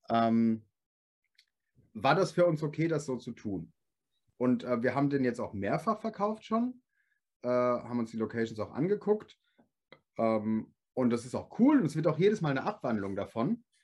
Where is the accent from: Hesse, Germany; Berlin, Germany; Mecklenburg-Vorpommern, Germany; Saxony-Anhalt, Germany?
Hesse, Germany; Gelnhausen; aber ich komme aus Gelnhausen. Jeder sagt immer Gelnhausen, das ist Gelnhausen. Gelnhausen.